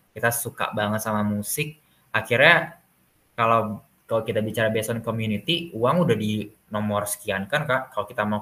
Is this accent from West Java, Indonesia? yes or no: yes; Bogor, West Java, Indonesia; now in Yogyakarta, Indonesia; aku tuh bukan orang Jogja aku orang Bogor mm-hmm. aku kuliah di Jogja